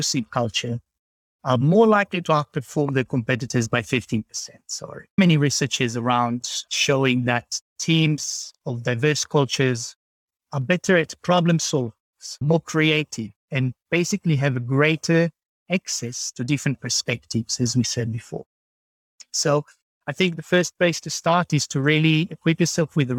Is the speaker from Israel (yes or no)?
yes; Israel; moved away as an adult; now in Sydney, Australia; Israel itself, where I was born and raised